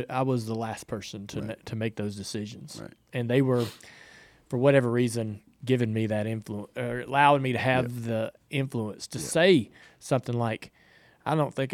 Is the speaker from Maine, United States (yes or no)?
yes; Maine, United States; I'm from